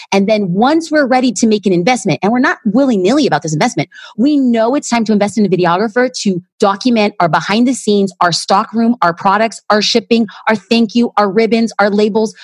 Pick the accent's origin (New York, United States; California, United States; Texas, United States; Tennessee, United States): California, United States; Los Angeles; I'm an LA girl